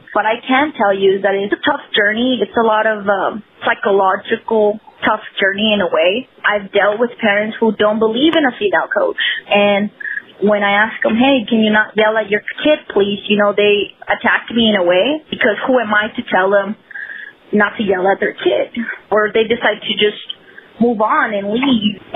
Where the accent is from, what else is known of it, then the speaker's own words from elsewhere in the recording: El Paso, Texas, United States; So I grew up playing in the Lower Valley community here in El Paso, and I played with the guys all up to age 15.